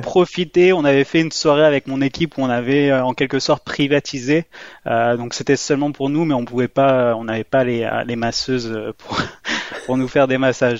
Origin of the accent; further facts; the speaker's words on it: France; moi j'étais français